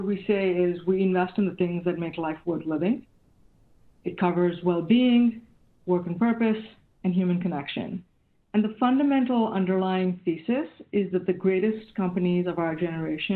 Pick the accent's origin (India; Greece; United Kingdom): India; moved away as an adult; now in Silicon Valley, United States; I grew up in India, and I came to the U.S. in 1995 and to Silicon Valley in early 99.